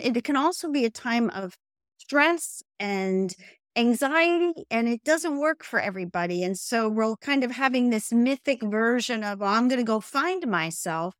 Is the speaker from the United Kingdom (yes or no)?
no; New Jersey, United States; moved away as an adult; also born or lived in Columbia, Missouri; born and raised in New Jersey.